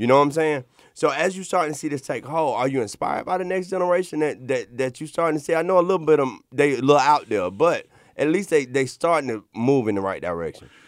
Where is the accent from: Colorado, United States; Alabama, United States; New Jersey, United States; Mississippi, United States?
Alabama, United States; Montgomery; I come from Montgomery, Alabama